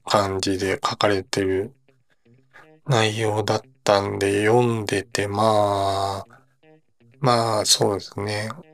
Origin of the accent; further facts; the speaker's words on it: Osaka, Japan; 自分大阪出身なので